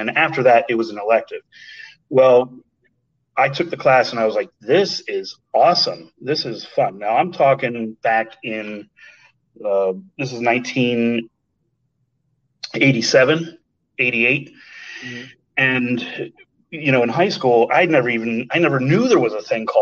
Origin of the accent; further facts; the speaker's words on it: Harrisburg, Pennsylvania, United States; also born or lived in Philadelphia; I'm from the Harrisburg area, and there was a magnet school, arts magnet school called the Harrisburg Arts Magnet School